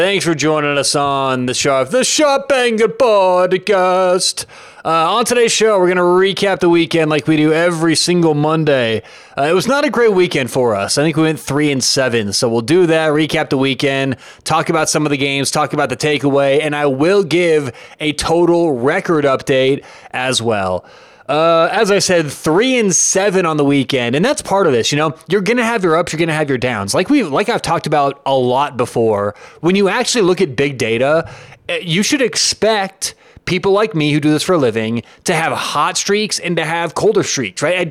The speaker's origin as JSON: {"language": "English", "town": "Denver", "region": "Colorado", "country": "United States", "said": "I am from Denver, Colorado"}